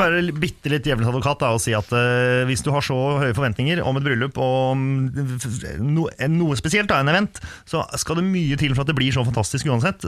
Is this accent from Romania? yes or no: no; Sweden; also born or lived in Finland / Drammen, Norway; now in Norway; Jeg er jo halvt finsk. Ja. Født i Sverige